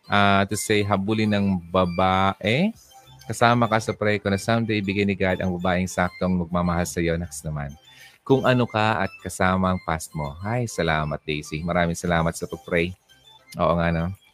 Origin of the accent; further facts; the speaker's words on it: Coron, Mimaropa, Philippines; Papuntang Palawan kasi po hometown ko po yun. Oy, talaga, sa Coron. Wow, Coron.